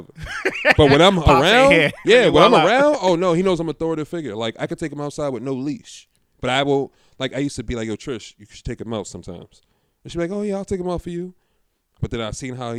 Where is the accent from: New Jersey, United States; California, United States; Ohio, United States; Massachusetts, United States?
Massachusetts, United States; Boston; Growing up in Roxbury